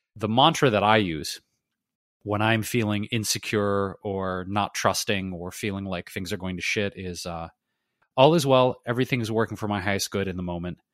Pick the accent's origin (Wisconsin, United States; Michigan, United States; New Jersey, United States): Michigan, United States; Detroit; moved away; I don't know what to say about Detroit other than, uh, props to my hometown.